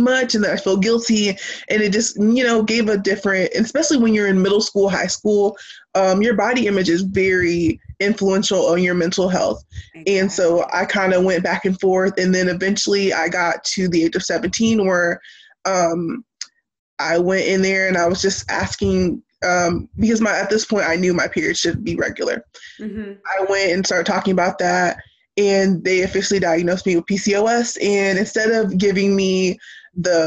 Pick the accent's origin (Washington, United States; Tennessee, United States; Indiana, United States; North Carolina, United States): North Carolina, United States; Jacksonville; I am from Jacksonville, near Camp Lejeune and everything. Small town